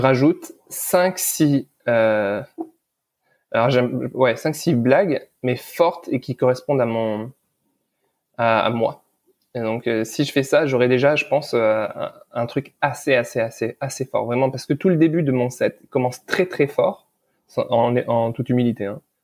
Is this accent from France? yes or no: no; Lebanon; je suis né au Liban euh, pendant la guerre